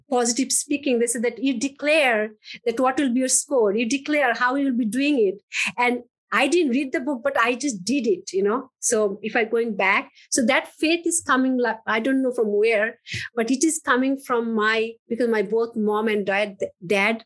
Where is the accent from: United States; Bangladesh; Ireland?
Bangladesh; moved away; I grew up in Bangladesh.